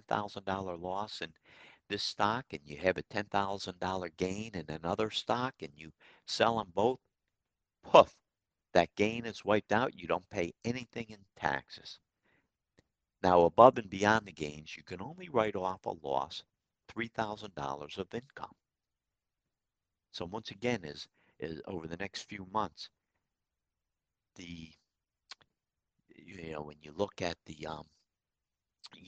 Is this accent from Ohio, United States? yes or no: no; Troy, New York, United States; Troy, my hometown